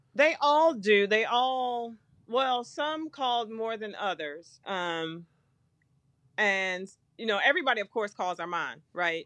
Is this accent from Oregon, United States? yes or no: no; Flint, Michigan, United States; moved away as an adult; also born or lived in Houston, Texas / South Bend, Indiana; now in Indianapolis, United States; I was from Flint, Michigan